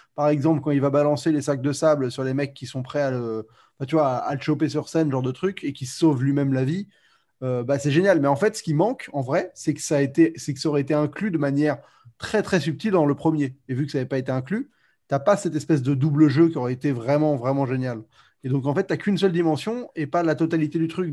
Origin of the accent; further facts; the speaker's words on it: France; also born or lived in United States; je suis français